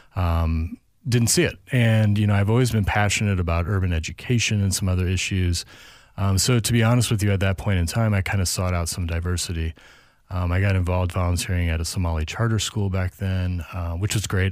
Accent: St. Louis, Missouri, United States; also born or lived in California; now in Minnesota, United States; I grew up in Saint Louis, um, and then moved out to California for eight years

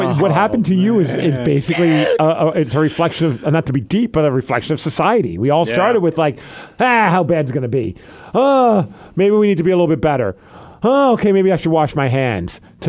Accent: Calgary, Alberta, Canada; I'm from Alberta.

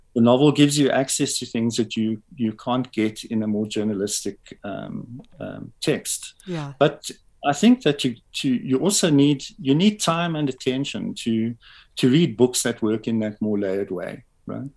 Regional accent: Pretoria, Gauteng, South Africa; also born or lived in Springs, East Rand; actually b- born and raised in Pretoria.

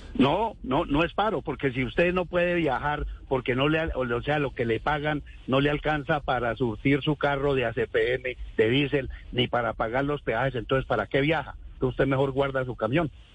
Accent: Colombia; somos colombianos

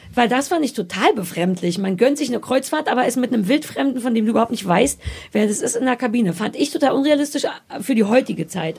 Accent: East Germany, Germany; Ich komme ja aus dem Osten

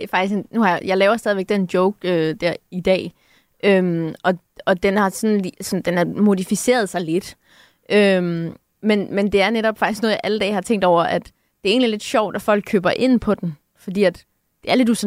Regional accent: Southern Denmark, Denmark; accent: Funen; jeg kom jo fra Fyn af, så jeg snakkede fynsk

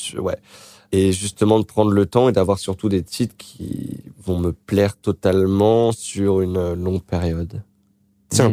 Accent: Créteil, Île-de-France, France; born or raised there; moved away

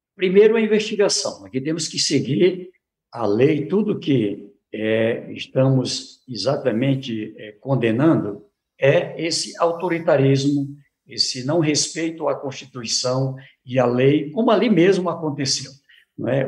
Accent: Brazil; Somos brasileiros

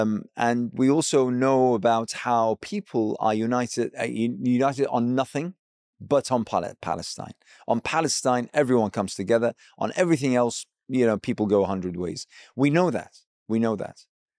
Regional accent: Iraq; as someone who hails from an Arab background. I'm from Iraq.

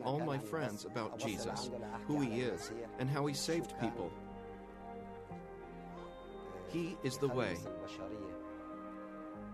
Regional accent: Afrin, Aleppo Governorate, Syria; moved away as an adult; now in Lebanon; I'm from Syria, from a village called Sanara in Afrin.

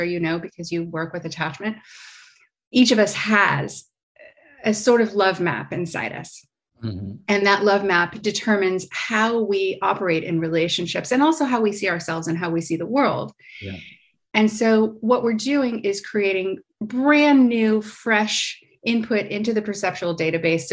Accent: United States; now in Paris, France; So I'm American. I live in Paris, France

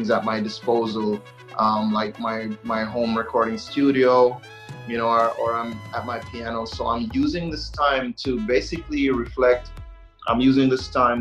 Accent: Jamaica; I am from, you know, being Jamaica, being tropical

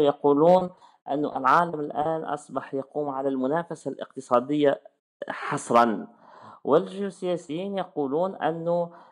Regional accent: Tunis, Tunis Governorate, Tunisia; moved away as an adult; also born or lived in France; ولدت عام 1981 ولدت في تونس تونس آه، العاصمه

